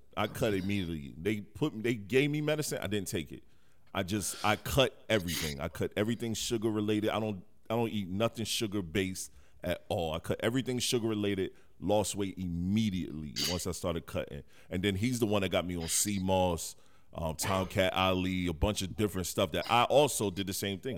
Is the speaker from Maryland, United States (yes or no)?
no; Detroit, Michigan, United States; moved away; also born or lived in South Carolina; I'm from Detroit, right. Michigan. I'm born in the '80s. I've seen crack sweep through my city and even when I moved down south